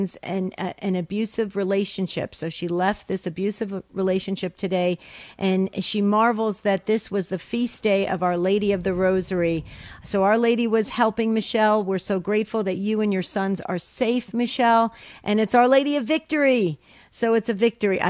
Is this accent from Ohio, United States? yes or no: no; New Jersey, United States; I was born in the great state of New Jersey